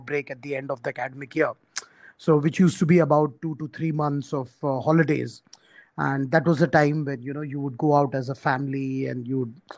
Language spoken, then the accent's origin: English; small town three hours from Mumbai, Maharashtra, India; I was born in Mumbai, uh, which is obviously one of the major cities in India. But uh, my parents, uh, you know, were actually hailed from a small town, uh, which is about uh, three hours drive from Mumbai